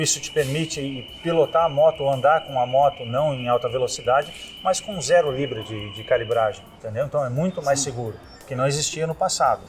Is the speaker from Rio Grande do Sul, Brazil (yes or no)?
yes; Rio Grande do Sul, Brazil; moved away as an adult; also born or lived in Paraná / Jaguarão, Rio Grande do Sul; now in Florianópolis, Brazil; nasci no Paraná, fui criado no Rio Grande do Sul e tô aqui desde 92